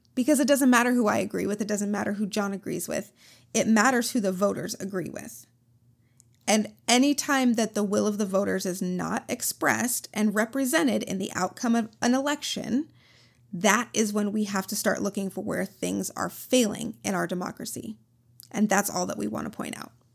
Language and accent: English; Minnesota, United States; I'm from Minnesota